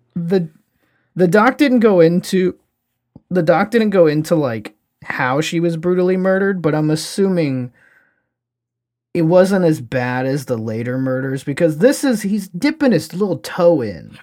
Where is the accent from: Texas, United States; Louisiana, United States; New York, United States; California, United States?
Louisiana, United States; my home state, actually, of Louisiana